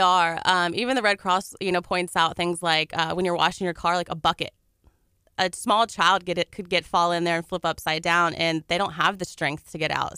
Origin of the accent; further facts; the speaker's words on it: Dickinson, Texas, United States; moved away as an adult; now in Galveston, United States; I'm from Dickinson